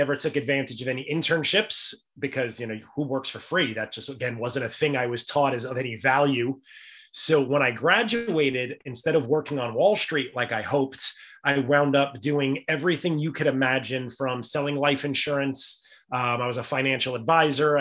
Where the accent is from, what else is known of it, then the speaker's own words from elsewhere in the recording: New York City, New York, United States; Growing up in the Bronx, we were a very lower middle income family.